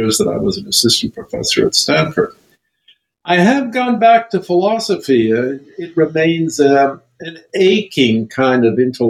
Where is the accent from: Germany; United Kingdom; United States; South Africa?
Germany; Leipzig, Saxony; moved away; also born or lived in France; I grew up in Leipzig in Germany